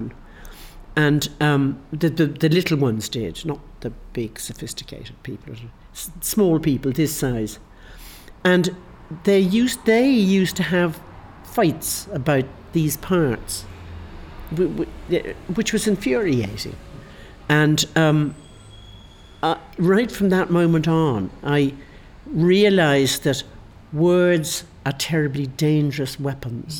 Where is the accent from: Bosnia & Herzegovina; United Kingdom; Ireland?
Ireland; moved away as an adult; I'm Irish